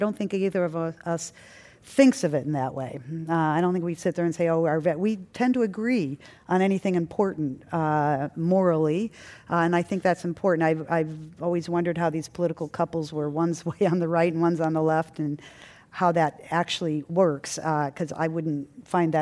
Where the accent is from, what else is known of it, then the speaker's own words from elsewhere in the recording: suburb of Detroit, Michigan, United States; we grew up in a pretty wealthy suburb of Detroit, but on a 10-acre farm called Thimble Farm